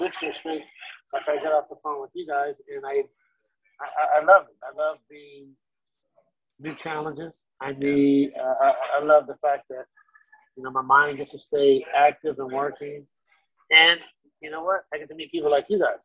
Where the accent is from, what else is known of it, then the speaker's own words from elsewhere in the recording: Sacramento, California, United States; Sacramento, my hometown